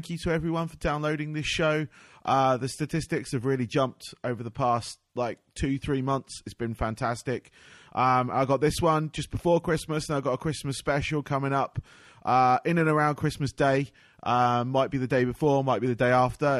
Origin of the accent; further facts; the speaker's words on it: United Kingdom; accent: UK; moved away as an adult; I used to be in the UK, as you can hear from my accent